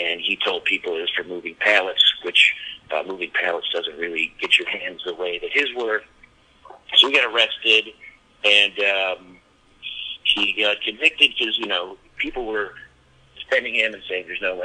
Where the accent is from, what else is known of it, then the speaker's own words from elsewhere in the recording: Michigan, United States; moved away as an adult; also born or lived in New York; I went back home to Michigan